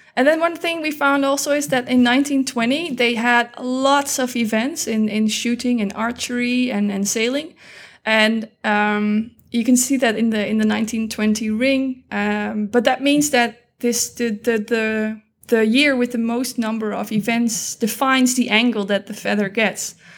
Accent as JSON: {"language": "English", "country": "Netherlands", "said": "I am from the Netherlands"}